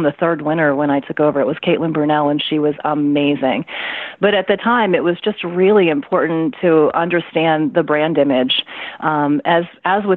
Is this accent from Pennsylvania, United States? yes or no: no; West Virginia, United States; moved away as an adult; also born or lived in Philadelphia; I'm from West Virginia, although I was living in Philadelphia at the time